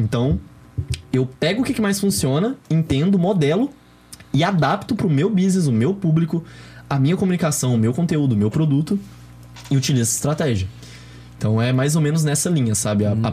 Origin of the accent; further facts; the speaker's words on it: Belo Horizonte, Minas Gerais, Brazil; sou de BH